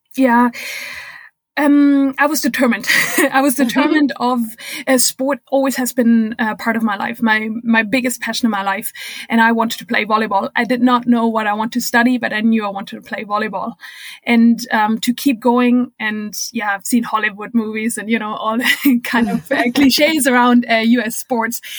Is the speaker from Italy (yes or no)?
no; Germany; English is a second language; moved away as an adult; also born or lived in United States / Minnesota; I'm originally from Germany